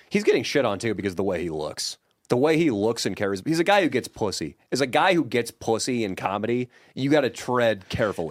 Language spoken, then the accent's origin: English; Sacramento, California, United States; Sacramento, my hometown